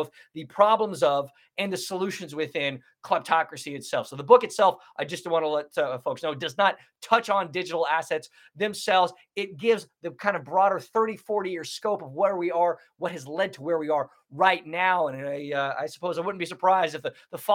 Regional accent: United States; also born or lived in Kazakhstan; speaking as an American

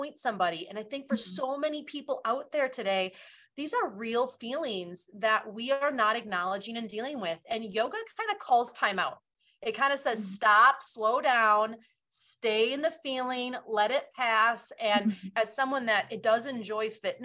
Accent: Wisconsin, United States; my hometown here in Wisconsin

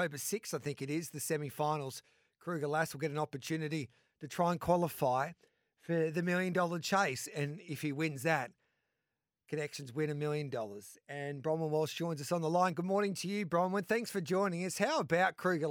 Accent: Mildura, Victoria, Australia; I grew up in Mildura

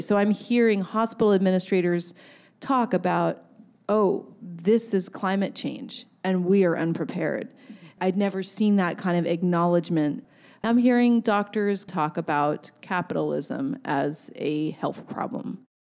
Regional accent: Ohlone Territory, California, United States; growing up in this land. Um, I was born in Ohlone Territory

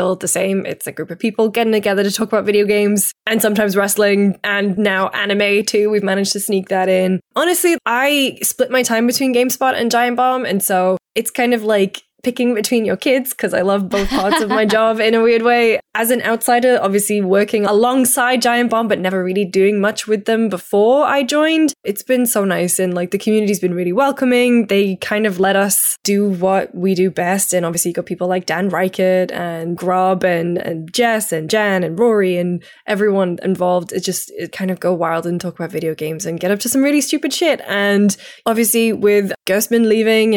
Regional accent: United Kingdom; I'm British

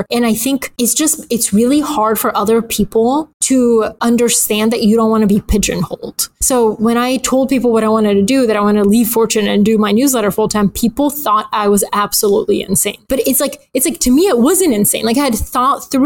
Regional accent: Atlanta, Georgia, United States; also born or lived in Bulgaria; I grew up in Atlanta

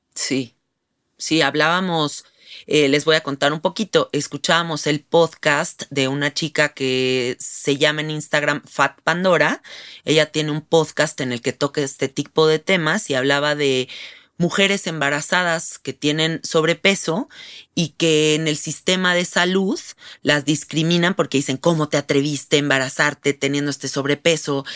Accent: Mexico; Siendo mexicanas, nosotros vivimos en un país donde sí hay diversidad

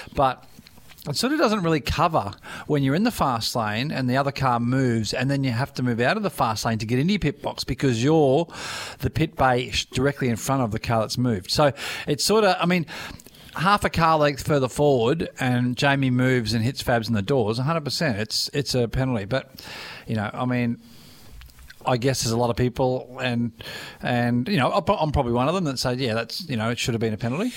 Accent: Daisy Hill, Queensland, Australia; I'm not from Logan. I'm I'm on the hills. I'm Daisy Hill

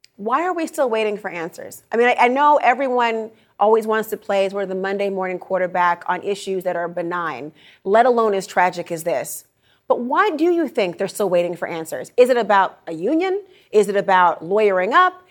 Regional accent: Minnesota, United States; I'm from Minnesota

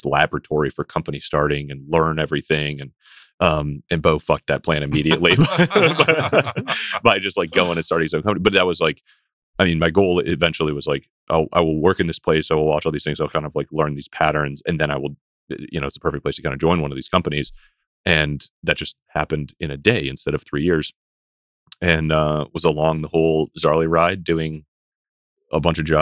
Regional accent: Detroit, Michigan, United States; I grew up just outside Detroit in a business family

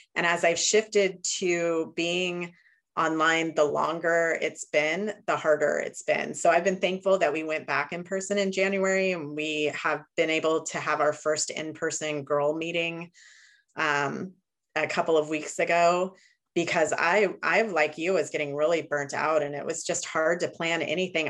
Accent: Chico, California, United States; I'm from Northern California, Chico, California

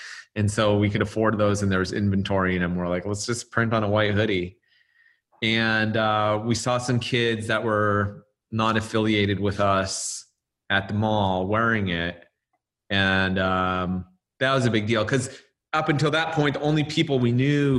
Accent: Los Angeles, California, United States; I was from

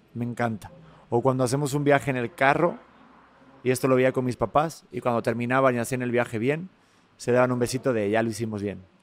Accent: Spain; accent: Spanish; mi acento español

